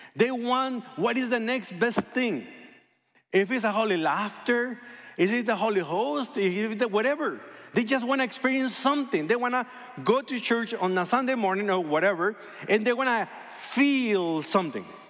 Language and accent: English; hometown of Fernando Valenzuela, Sonora, Mexico; moved away; one guy from my hometown, El Toro Valenzuela